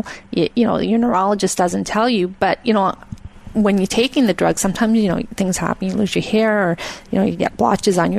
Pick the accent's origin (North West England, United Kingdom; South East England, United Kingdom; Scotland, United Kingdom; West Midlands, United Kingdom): Scotland, United Kingdom; moved away; I'm from Scotland originally